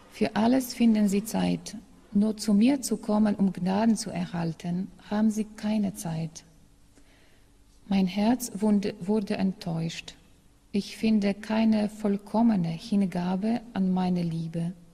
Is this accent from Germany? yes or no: no; Poland; German is a second language; In meiner Heimat, also in Polen, sagt man ein solches Sprichwort.